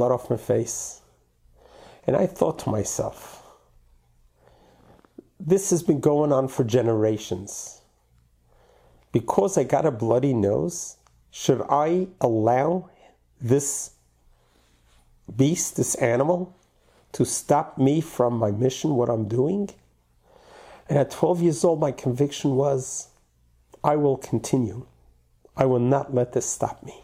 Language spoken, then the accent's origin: English; New York City, New York, United States; I grew up in Brooklyn, New York